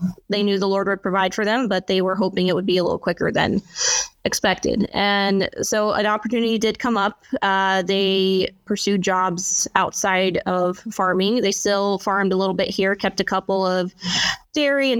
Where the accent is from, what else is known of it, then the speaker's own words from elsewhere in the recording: Alaska, United States; I am a first-generation Alaskan in my family.